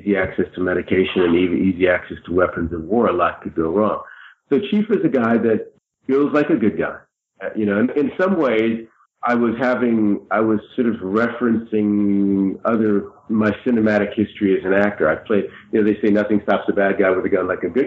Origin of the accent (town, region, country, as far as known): United States